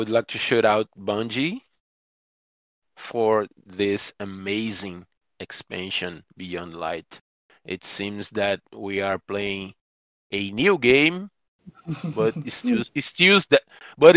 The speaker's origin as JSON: {"language": "English", "country": "Brazil", "second_language": "English", "said": "my community in Brazil"}